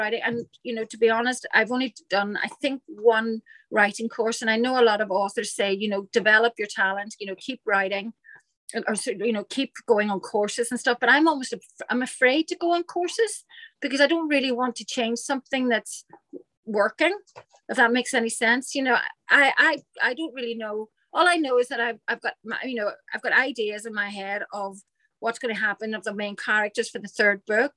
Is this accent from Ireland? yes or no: yes; Ireland; it's definitely an Irish thing